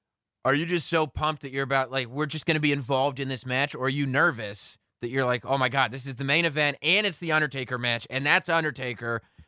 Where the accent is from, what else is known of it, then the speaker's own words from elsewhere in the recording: East Coast, United States; I'm around the same age as you and I'm from the East Coast.